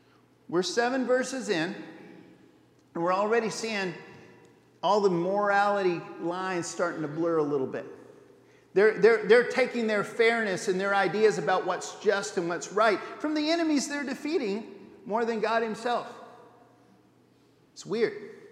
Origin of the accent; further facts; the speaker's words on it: Papua New Guinea; I had Perizzites when I was growing up in New Guinea, and it wasn't any picnic.